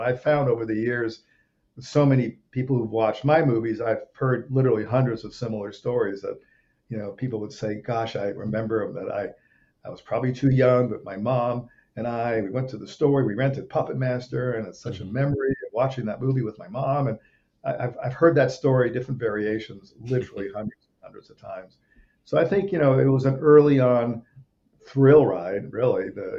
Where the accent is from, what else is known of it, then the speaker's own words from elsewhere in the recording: Rome, Lazio, Italy; as a little kid moving to Europe, I grew up in Rome, Italy. I was a few years old. We went to Rome, and that's kind of where my dad made movies, and I grew up on movie sets.